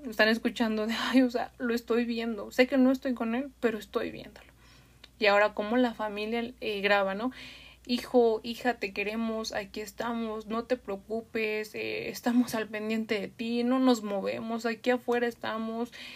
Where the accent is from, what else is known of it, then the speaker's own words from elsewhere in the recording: Mexico City, Mexico; los que somos de la Ciudad de México